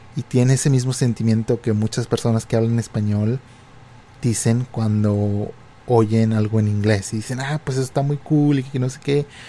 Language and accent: Spanish; Reynosa, Tamaulipas, Mexico; moved away; yo estaba en la frontera de México